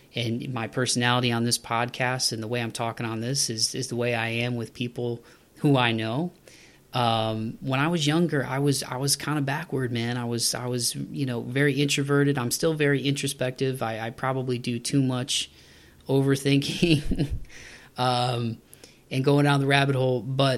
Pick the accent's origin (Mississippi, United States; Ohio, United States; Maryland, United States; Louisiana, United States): Ohio, United States; Toledo; moved away; my hometown of Toledo, Ohio.